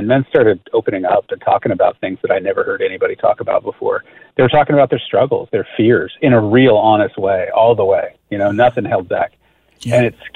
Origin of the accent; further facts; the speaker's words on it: California, United States; also born or lived in New York City; I grew up in California